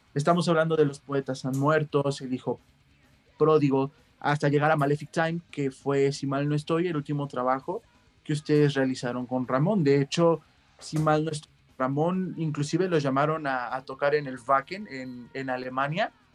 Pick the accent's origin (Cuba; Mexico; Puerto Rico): Mexico; como mexicanos